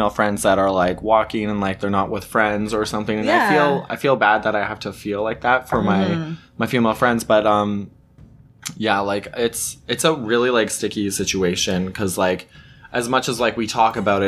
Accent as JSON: {"language": "English", "country": "Canada", "tie": "born or raised there", "said": "I'm technically Canadian. I guess I'm like Canadian. Like I've born and raised here my whole life, right?"}